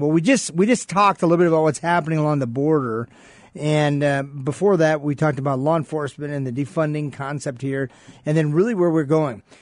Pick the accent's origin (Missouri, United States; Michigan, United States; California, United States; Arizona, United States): Michigan, United States; Sault Ste. Marie; also born or lived in East Lansing, Michigan; now in Phoenix, United States; I grew up in Michigan, in a part, a Sault Ste. Marie, Michigan, then I moved down to East Lansing, Michigan.